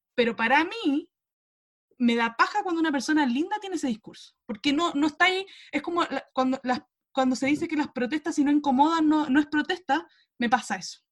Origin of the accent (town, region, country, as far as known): Chile